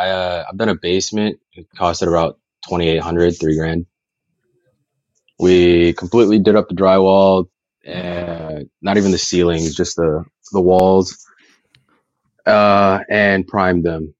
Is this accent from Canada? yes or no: no; Philippines; I'm Filipino.